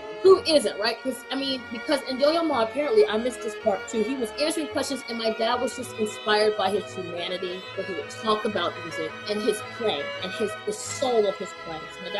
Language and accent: English; Charlotte, North Carolina, United States; moved away as an adult; also born or lived in Tifton, Georgia / Nashville / Singapore; now in Bermuda; I was born in Tifton, Georgia. But I consider myself a native of Charlotte because I went from primary all the way to high school in Charlotte, North Carolina. I currently live in Bermuda